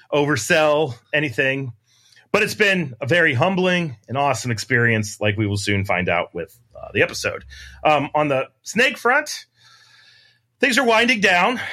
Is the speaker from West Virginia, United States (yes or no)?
yes; Wheeling, West Virginia, United States; also born or lived in Huntington, West Virginia; I grew up in Wheeling where we have, like, t, five snake species